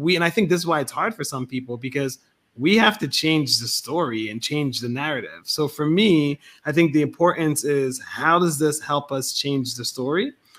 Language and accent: English; the North, Northern United States, United States; I'm a Northerner.